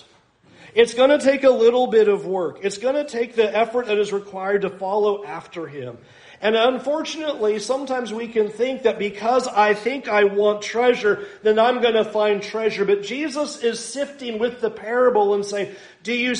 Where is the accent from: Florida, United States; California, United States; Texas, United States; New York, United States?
California, United States; San Diego; I grew up in San Diego, so I basically grew up on the beaches